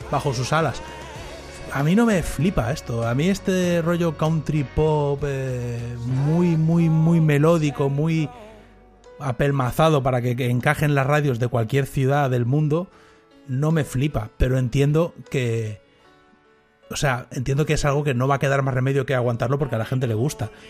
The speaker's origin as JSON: {"language": "Spanish", "country": "Argentina", "said": "Yo soy eh, argentino-catalán."}